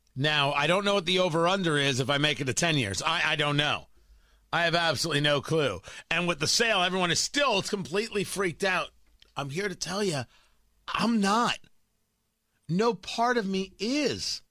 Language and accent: English; New Jersey, United States; also born or lived in Florida / Washington, D.C. / Los Angeles; now in Indiana, United States; The idea that I'm raising my kids in Indiana was never a thought growing up in Jersey